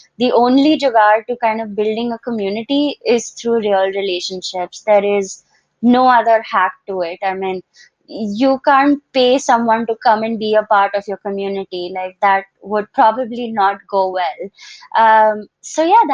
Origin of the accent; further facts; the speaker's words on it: Dubai, United Arab Emirates; moved away as an adult; also born or lived in Boston, United States; now in India; I was born and brought up in Dubai